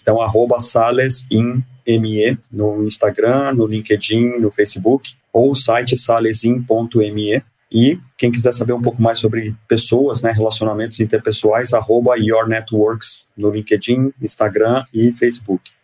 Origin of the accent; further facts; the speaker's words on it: Santos, São Paulo, Brazil; eu sou nascido e criado em Santos, tenho muito orgulho de ser nascido e criado em Santos.